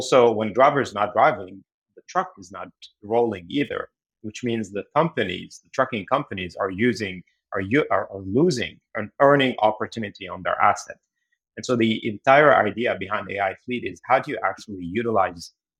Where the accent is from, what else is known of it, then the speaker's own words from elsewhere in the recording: Beirut, Beirut Governorate, Lebanon; moved away as an adult; now in United States; I actually grew up in Beirut, Lebanon. And then I moved to the US to go to grad school.